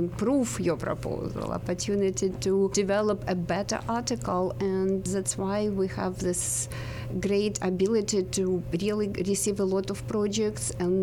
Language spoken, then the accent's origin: English; Crimea, Ukraine; English is a second language; moved away as an adult; also born or lived in Kyiv; now in United States; I was born in Crimea. I went to university and got my degrees in Kyiv